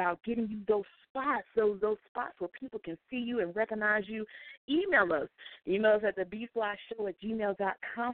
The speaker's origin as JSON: {"language": "English", "region": "North Carolina", "country": "United States", "said": "another fellow North Carolinian. I am also from North Carolina as well."}